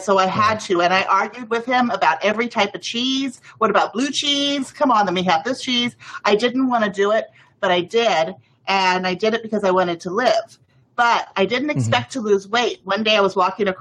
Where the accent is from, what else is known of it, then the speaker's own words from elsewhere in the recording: Mexico; I grew up in Mexico